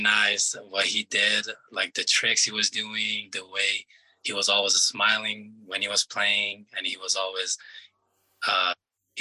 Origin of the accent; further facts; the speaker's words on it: Iran; also born or lived in Afghanistan (ancestry); now in New Mexico, United States; So my parents are from Afghanistan, and I was born in Iran, so I came from Iran